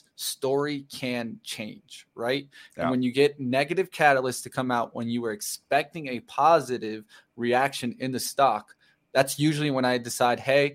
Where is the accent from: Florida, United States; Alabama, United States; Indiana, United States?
Florida, United States; I'm from Florida